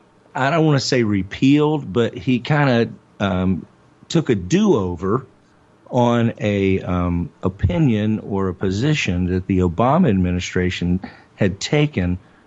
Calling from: Louisville, Kentucky, United States; Well, I'm beaming in from Louisville, Kentucky, man.

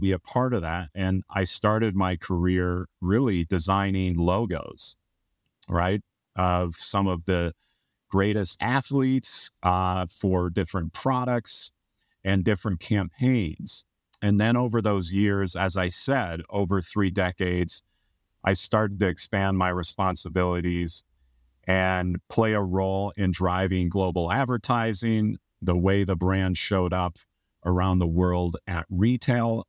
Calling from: Portland, Oregon, United States; I am calling in from Portland, Oregon, in the Pacific Northwest.

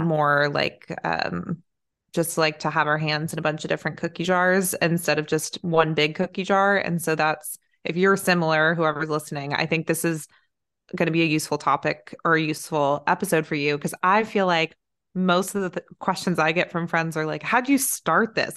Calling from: Los Angeles, California, United States; I'm calling in from

